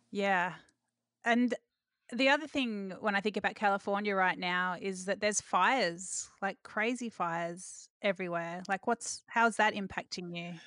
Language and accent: English; Australia; growing up in Australia